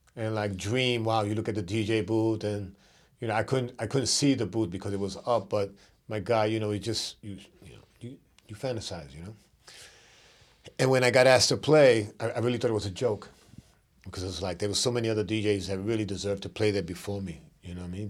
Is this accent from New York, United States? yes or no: yes; New York City, New York, United States; I was from Brooklyn